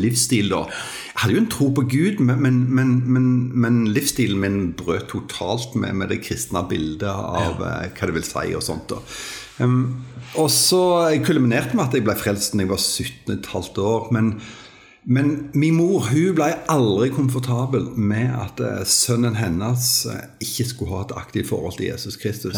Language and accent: Norwegian; Jæren, Rogaland, Norway; born or raised there